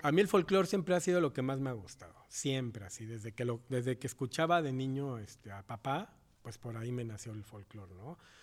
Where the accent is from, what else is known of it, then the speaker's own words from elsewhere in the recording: Mexico; also born or lived in Paraguay (family origin) / Morelos, Mexico; crecimos todos en México, en la escuela primaria, la carrera musical